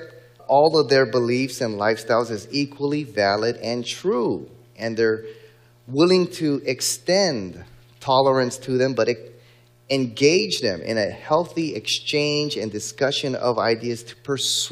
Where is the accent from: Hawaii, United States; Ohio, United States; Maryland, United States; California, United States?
Hawaii, United States; in my home state of Hawaii